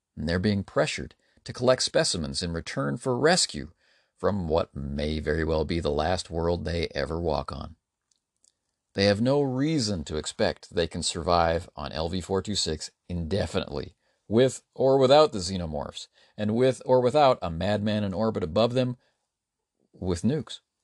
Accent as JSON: {"language": "English", "country": "Canada", "said": "As a Canadian"}